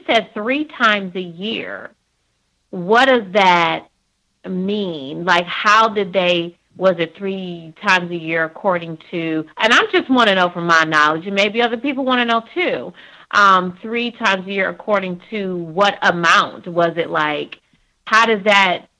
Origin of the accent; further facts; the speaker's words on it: Niagara Falls, New York, United States; I'm from Niagara Falls, New York